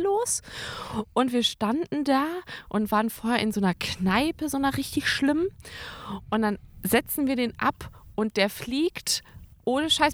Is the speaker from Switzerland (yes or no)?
no; Karlsruhe, Baden-Württemberg, Germany; moved away; also born or lived in Münster; Ich bin nämlich ähm, in Karlsruhe aufgewachsen und geboren und äh, habe da dann irgendwann, und dann sind meine Eltern umgezogen nach Münster und äh, ich musste ja mit.